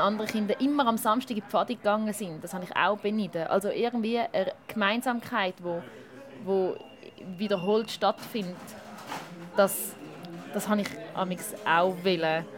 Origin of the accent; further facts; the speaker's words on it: Schaffhausen, Switzerland; ich bin in Schaffhaus aufgewachsen